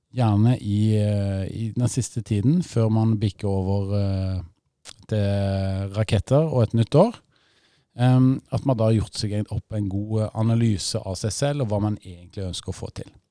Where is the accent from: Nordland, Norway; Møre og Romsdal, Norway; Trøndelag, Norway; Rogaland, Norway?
Rogaland, Norway; moved away; Vi sier jo takk for det gamle der jeg kommer fra, i Rogaland